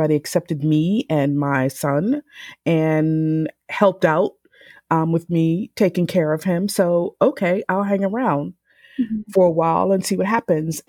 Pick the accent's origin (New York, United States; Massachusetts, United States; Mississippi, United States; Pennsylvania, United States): Pennsylvania, United States; Philadelphia; also born or lived in South Carolina / New Jersey; I grew up in Philadelphia. I was born in South Carolina, but we moved to Philadelphia